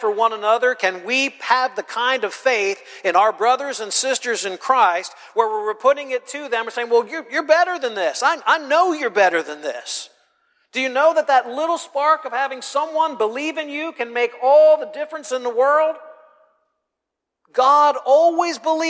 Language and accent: English; the North, Northern United States, United States; moved away; I'm from the North